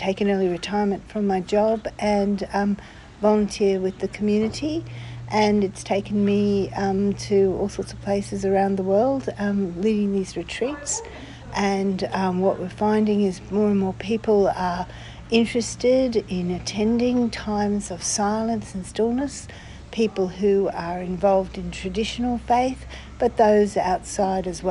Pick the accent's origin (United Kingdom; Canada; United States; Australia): Australia; I'm from Australia